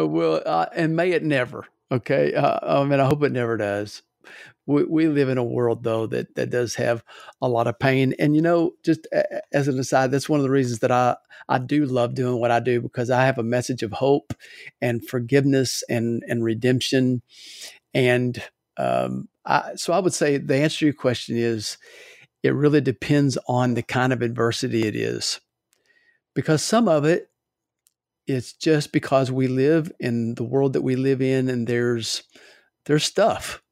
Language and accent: English; Louisville, Kentucky, United States; now in Alabama, United States; I'm from Louisville originally.